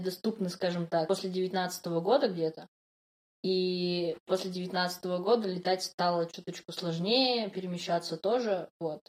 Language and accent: Russian; Yekaterinburg, Sverdlovsk Oblast, Russia; Я из Екатеринбурга